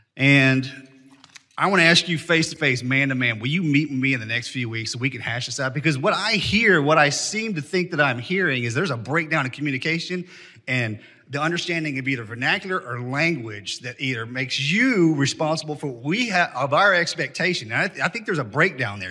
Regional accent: Texas, United States; as a Texan and as a congressman

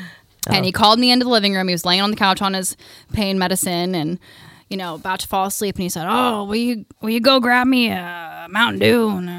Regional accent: Winfield, United States; I mean, people think that's what I talk like when I tell them I'm from Winfield.

